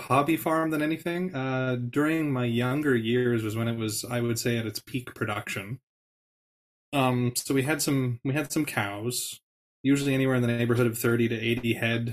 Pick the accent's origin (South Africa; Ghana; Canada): Canada; moved away; born and raised in the Peace region